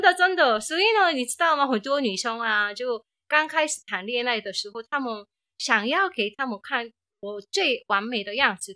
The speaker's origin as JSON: {"language": "Chinese", "country": "South Korea", "moved": "yes", "said": "我是从韩国来的"}